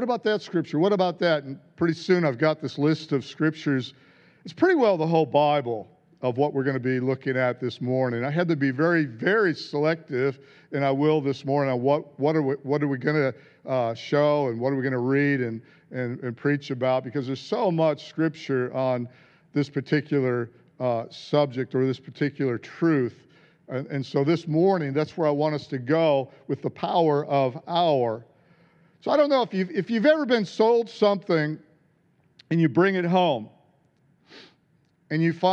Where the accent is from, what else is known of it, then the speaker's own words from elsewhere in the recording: United States; moved away; being American